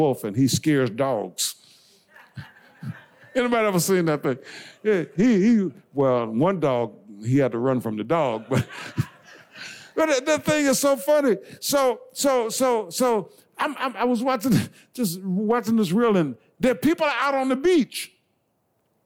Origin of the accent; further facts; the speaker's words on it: Blair, South Carolina, United States; moved away; growing up in Blair, South Carolina